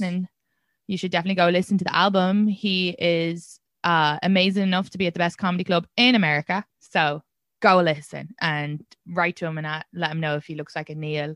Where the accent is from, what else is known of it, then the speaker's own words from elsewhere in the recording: Kildare, Leinster, Ireland; I'm from Kildare, which is Kildara, but when the Brits pronounce it, it's Kildare